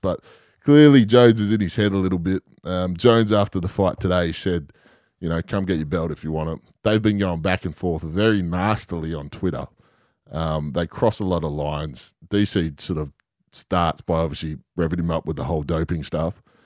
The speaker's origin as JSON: {"language": "English", "region": "Western Australia", "country": "Australia", "said": "being West Australian"}